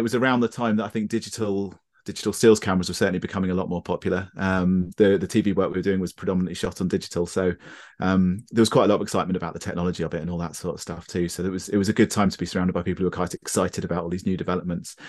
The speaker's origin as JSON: {"language": "English", "town": "Brighton", "region": "South East England", "country": "United Kingdom", "tie": "born or raised there", "said": "I grew up in Brighton, uh, which is, which is completely surrounded by the South Downs."}